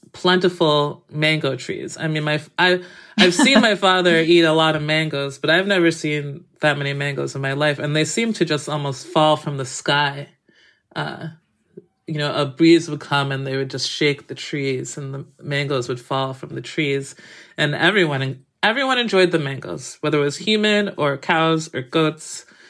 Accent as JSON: {"language": "English", "region": "Massachusetts", "country": "United States", "tie": "born or raised there", "said": "where I grew up in Massachusetts"}